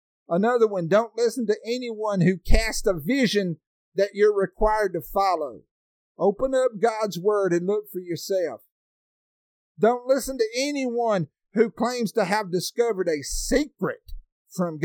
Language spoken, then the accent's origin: English; Alabama, United States; I'm from Alabama. I live on top of a mountain that's called Sand Mountain.